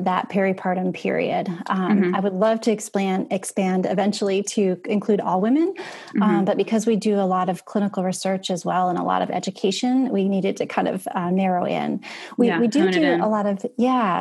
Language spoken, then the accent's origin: English; Connecticut, United States; moved away as an adult; also born or lived in Boston, United States; now in Charleston, United States; I'm originally from Connecticut